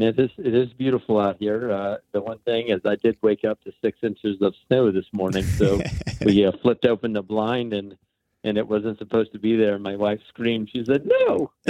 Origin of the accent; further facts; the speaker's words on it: Georgia and Alabama area, Southeast, United States; moved away; I'm originally from the Southeast, from the Georgia and Alabama area.